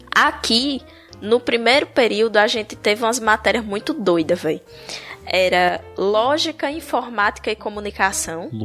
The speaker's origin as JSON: {"language": "Portuguese", "town": "Paulo Afonso", "region": "Bahia", "country": "Brazil", "moved": "as an adult", "lives_now": "Palmeira dos Índios, Brazil", "said": "Eu sou, eu sou baiana, de Paulo Afonso"}